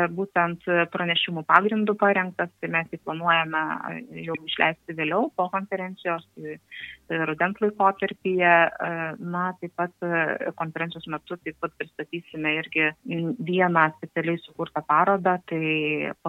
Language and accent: Lithuanian; Alytus, Alytus County, Lithuania; moved away as an adult; now in Kaunas, Lithuania; esu ir jaučiuosi tikra dūkė, nepaisant to, kad šiuo metu Alituje jau nebegyvenu keletą metų dėl darbo, kuris yra Kaune, tačiau širdyje E, tiek ir oficialiai, tiek ir širdyje tikrai esu tikra dzūkė.